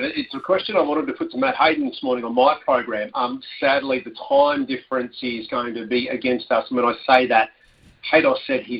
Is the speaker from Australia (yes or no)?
yes; Australia